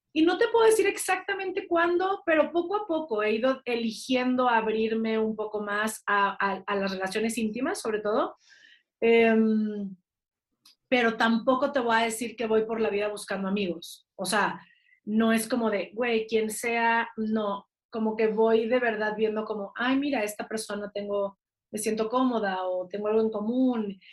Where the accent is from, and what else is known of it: Mexico